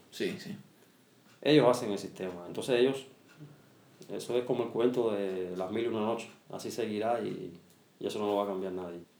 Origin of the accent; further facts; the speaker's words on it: Cuba; Yo soy un cubano atípico. Yo vivo en Cuba como un rey, así como se dice. Yo soy un cubano atípico. No tengo necesidades como la tienen muchos cubanos.